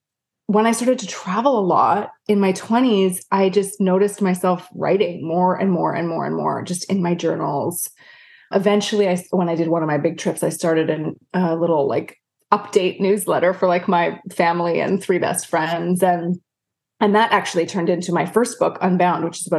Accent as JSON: {"language": "English", "town": "Vancouver", "region": "British Columbia", "country": "Canada", "moved": "as an adult", "lives_now": "United States", "said": "I originally was from Canada. I'm from Canada"}